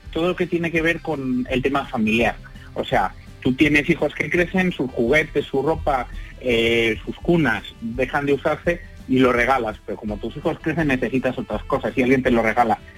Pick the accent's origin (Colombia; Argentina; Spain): Spain; Madrid, Community of Madrid; nosotros hemos arrancado en Madrid porque porque somos de Madrid